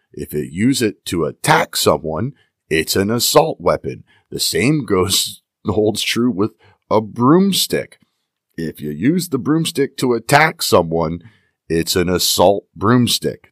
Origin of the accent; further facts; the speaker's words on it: Pennsylvania, United States; here in my home state of Pennsylvania